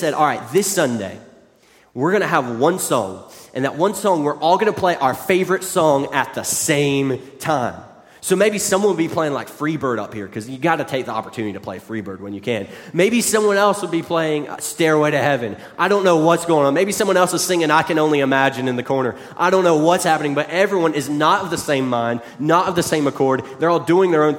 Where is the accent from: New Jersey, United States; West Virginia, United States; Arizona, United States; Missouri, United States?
West Virginia, United States; moved away; growing up in West Virginia